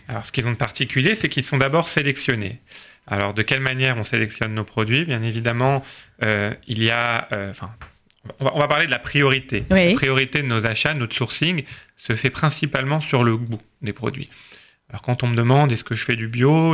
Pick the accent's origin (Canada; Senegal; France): France; nous sommes français